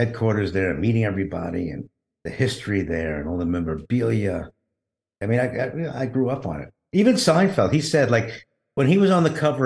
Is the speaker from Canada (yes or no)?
no; New York City, New York, United States; I grew up in Brooklyn